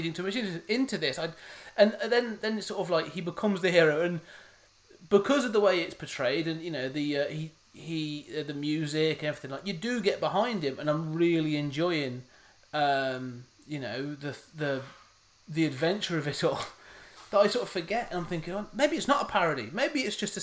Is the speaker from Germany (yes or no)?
no; England, United Kingdom; I'm British. I am English